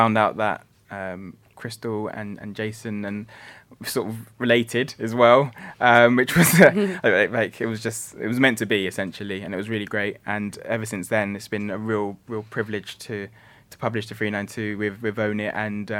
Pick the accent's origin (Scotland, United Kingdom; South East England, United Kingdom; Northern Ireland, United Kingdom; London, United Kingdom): London, United Kingdom; London is home. You know, I grew up here. I was born here and grew up here